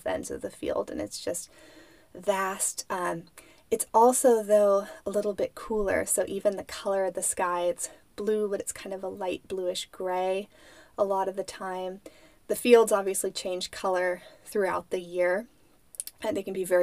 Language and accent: English; United States; moved away; My hometown, Lake Tahoe